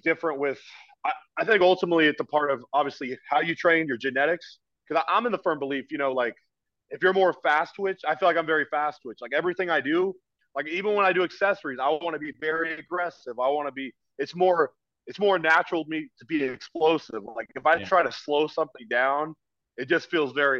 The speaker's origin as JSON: {"language": "English", "region": "Oregon", "country": "United States", "also_born_or_lived": "California", "moved": "yes", "lives_now": "East Coast, United States", "said": "I'm from Oregon."}